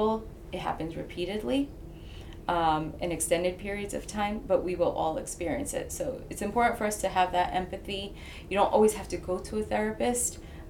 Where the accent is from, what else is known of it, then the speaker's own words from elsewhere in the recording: Clifton, New Jersey, United States; now in Hawthorne, United States; I grew up in Clifton, New Jersey